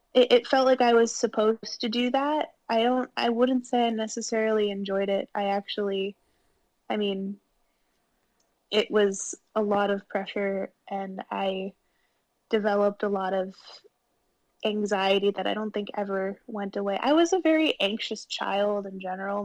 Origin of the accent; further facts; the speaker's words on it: Wilmette, Illinois, United States; moved away as an adult; also born or lived in Chicago; I grew up in Wilmette, which is 30 minutes outside of Chicago